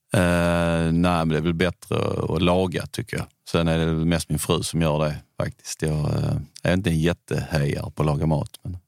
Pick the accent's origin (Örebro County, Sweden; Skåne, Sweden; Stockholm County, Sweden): Skåne, Sweden; Bjärred; also born or lived in Italy; now in Höllviken, Sweden; jag är uppvuxen i Bjärred utanför Malmö